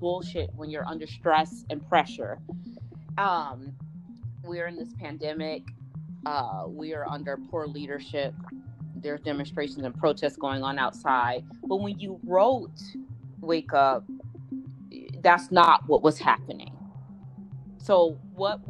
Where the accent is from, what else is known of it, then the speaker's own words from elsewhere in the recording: Chicago, Illinois, United States; I'm from Chicago